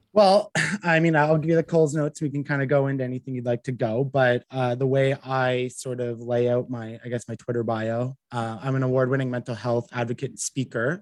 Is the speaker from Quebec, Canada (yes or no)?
no; Ottawa, Ontario, Canada; I'm from Ottawa. I grew up in a small town just a, a little bit out, um, 20 minutes outside of Ottawa. So I've basically been here my entire life